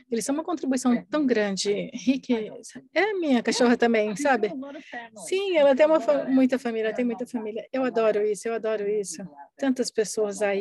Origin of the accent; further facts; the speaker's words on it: Australia; Portuguese is a second language; Sim, eu sou australiana, não se esqueça da U.